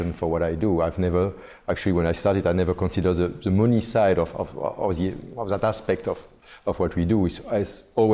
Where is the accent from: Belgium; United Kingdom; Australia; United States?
Belgium; moved away as an adult; now in Singapore; I'm originally from Belgium. I've been living in Singapore for the past 20 years.